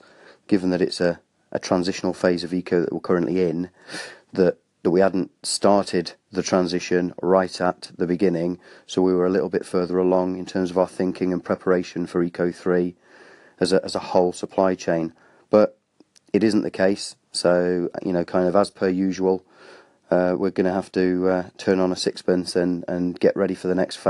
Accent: Wales, United Kingdom; I'm Welsh

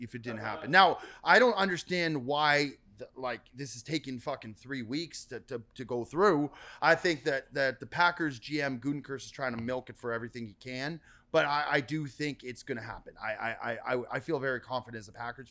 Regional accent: Vancouver, British Columbia, Canada; moved away as an adult; now in Los Angeles, United States; I grew up in Vancouver, so I'm a Canucks fan

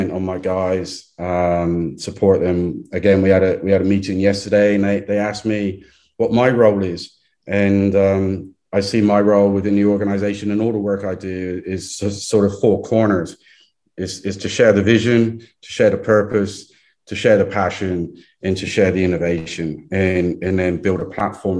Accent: England, United Kingdom; moved away; I'm too English

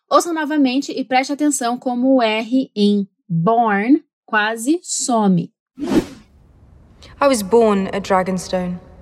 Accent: Brazil; now in New Zealand; quando a gente tá no Brasil, né? E aqui na Nova Zelândia eu já tô aqui há algum tempo

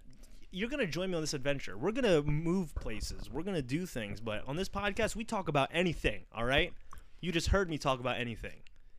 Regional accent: United States; as an American

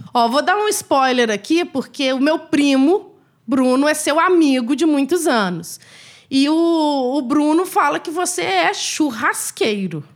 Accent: Minas Gerais, Brazil; a gente é mineiro

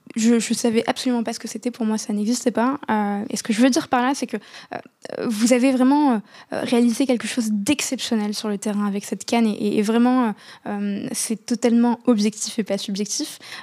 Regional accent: Casablanca, Casablanca-Settat, Morocco; J'ai grandi à, à Casa, euh, juste en face du, stade de Mohamed V

